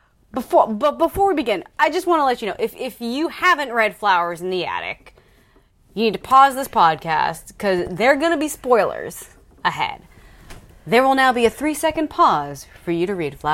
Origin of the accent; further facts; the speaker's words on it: United States; as an American